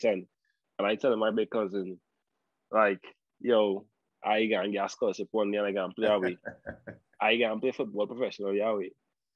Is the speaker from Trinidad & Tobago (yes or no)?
yes; Morvant, Trinidad & Tobago; growing up in Mova, all you've seen is Mova